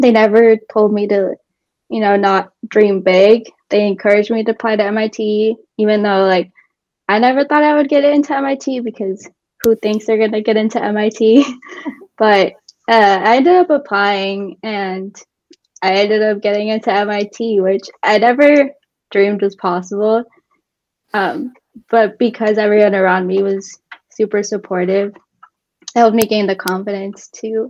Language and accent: English; Colorado, United States; born or raised there